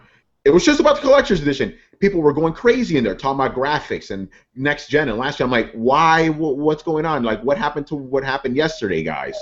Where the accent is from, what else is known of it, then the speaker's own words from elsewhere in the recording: New York, United States; I was raised in New York?